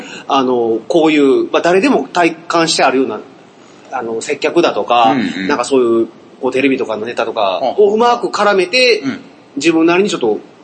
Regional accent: Hyogo, Japan; born or raised there

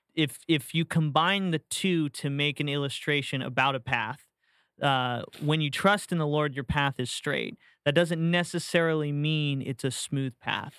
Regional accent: St. Petersburg, Florida, United States; moved away; also born or lived in Tampa, Florida / Jacksonville, Florida; I was born and raised in Saint Pete

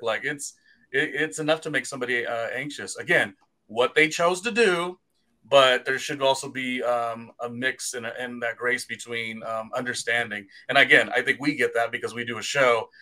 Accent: California, United States; moved away as an adult; also born or lived in New York City, United States / Weehawken, New Jersey, United States; I'm the Californian who spent about seven years there

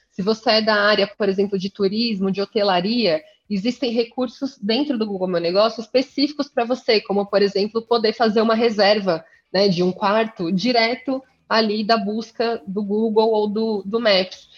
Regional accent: São Paulo, Brazil; eu sou paulistana, jornalista de formação, estudei aqui na Universidade de São Paulo

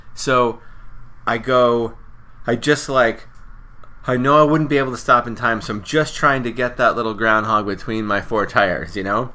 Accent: Ohio, United States; I'm from Ohio

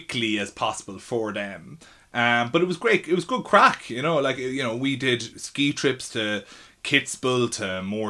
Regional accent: Ireland; accent: Irish; moved away as an adult; now in London, United Kingdom; it was a real advantage of being Irish in London, because when they heard my accent, they didn't know what to do with me

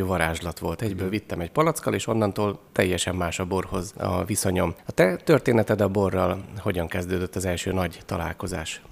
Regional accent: Eger, Heves, Hungary; egri vagyok

